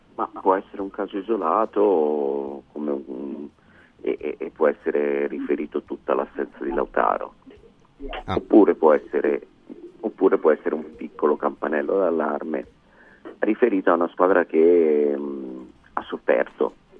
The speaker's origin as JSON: {"language": "Italian", "town": "Montecatini Terme", "region": "Tuscany", "country": "Italy", "said": "io sono di Montecatini"}